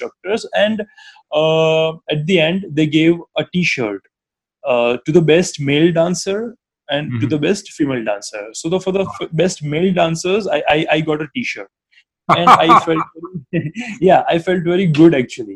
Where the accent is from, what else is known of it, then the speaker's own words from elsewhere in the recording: Ahmedabad, Gujarat, India; from Ahmedabad